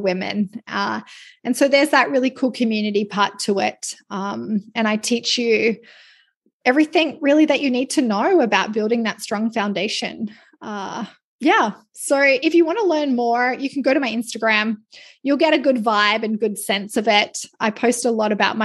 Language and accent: English; Australia; now in Canada; I'm Australian